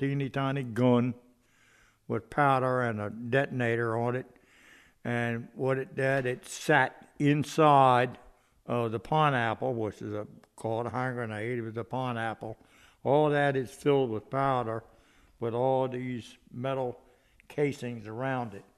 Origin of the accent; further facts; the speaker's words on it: Chestertown, Maryland, United States; also born or lived in Salisbury, Maryland; probably about 1942 we moved in Chestertown